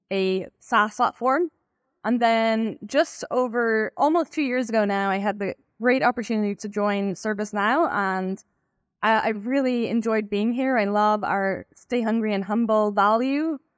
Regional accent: Ireland; moved away as an adult; now in United States; I'm originally from Ireland, and that's where I began my cybersecurity career in a company called Symantec. Um, at some point, I moved about 11 years ago now. I think I moved in, to the US to become a product manager.

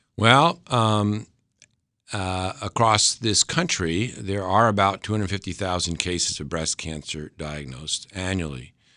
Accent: Westchester County, New York, United States; moved away as an adult; also born or lived in Boston / Connecticut; I'm originally from Westchester County, New York

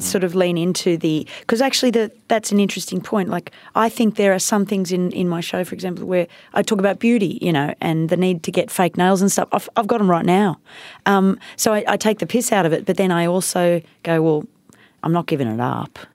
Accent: India; moved away; I grew up in India

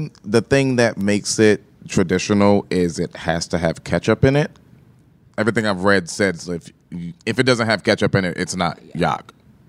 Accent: Kilmarnock, Virginia, United States; Well, I'm from Kilmarnock, Virginia.

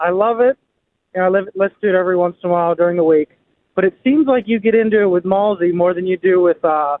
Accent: Hopewell, Pennsylvania, United States; also born or lived in Pittsburgh; I grew up in Hopewell, graduated from Hopewell

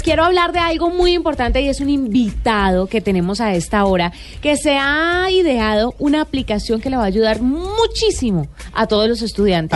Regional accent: Valle del Cauca, Colombia; moved away as an adult; now in Bogotá, Colombia; yo soy del Valle y me vine a vivir acá a trabajar principalmente

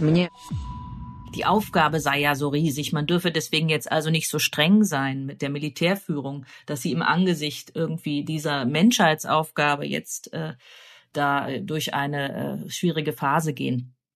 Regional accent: Germany; Ich komme ja auch aus der DDR

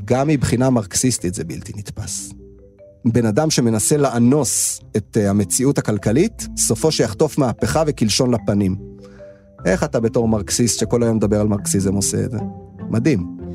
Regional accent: a kibbutz in the Upper Galilee, Northern District, Israel; moved away as an adult; also born or lived in Tel Aviv; אני במקור מקיבוץ רחוק בגליל העליון

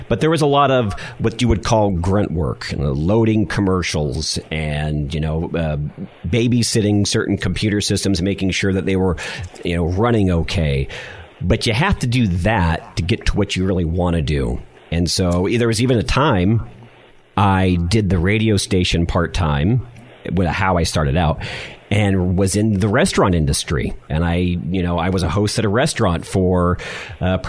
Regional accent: San Diego, California, United States; also born or lived in Los Angeles, California; I grew up as a child in Los Angeles, and then back in about 1986, I moved to San Diego, so about the fifth grade

